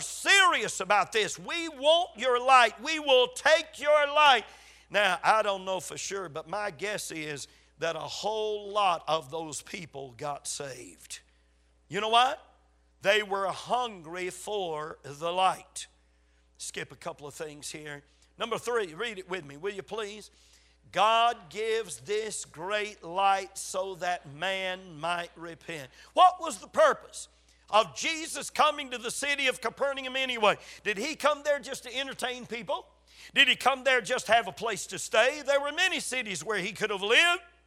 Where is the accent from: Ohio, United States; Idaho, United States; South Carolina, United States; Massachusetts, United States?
South Carolina, United States; Gaffney; born or raised there